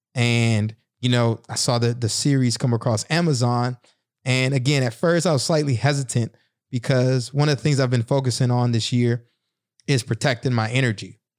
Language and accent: English; the South, United States; a black kid growing up in the South in a single parent home